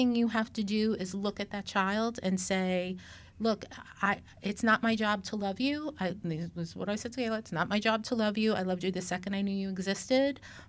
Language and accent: English; New York City, New York, United States; moved away; I grew up in Brooklyn